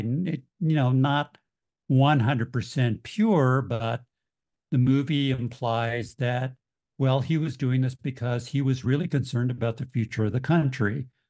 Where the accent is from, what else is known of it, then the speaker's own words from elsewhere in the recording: Kansas City, Missouri, United States; moved away; also born or lived in Urbana-Champaign, Illinois; I'm from Kansas City originally